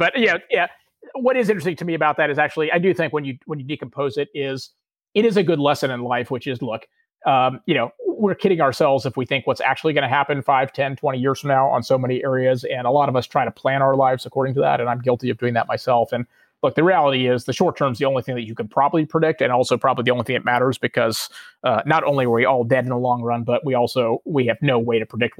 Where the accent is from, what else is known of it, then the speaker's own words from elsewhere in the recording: Houston, Texas, United States; I grew up in Houston, Texas.